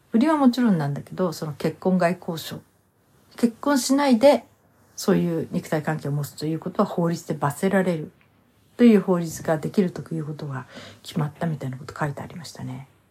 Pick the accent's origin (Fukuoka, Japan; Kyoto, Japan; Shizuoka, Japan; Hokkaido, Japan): Hokkaido, Japan; 私の実家はね、北海道の同心を取ってたんですね